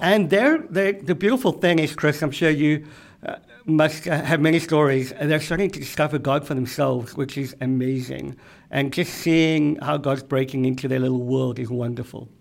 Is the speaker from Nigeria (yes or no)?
no; South Africa; moved away as an adult; now in Boston, United States; I am from South Africa.